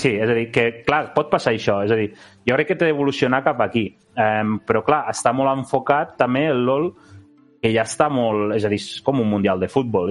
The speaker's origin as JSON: {"language": "Catalan", "region": "Catalonia", "country": "Spain", "said": "som de Catalunya"}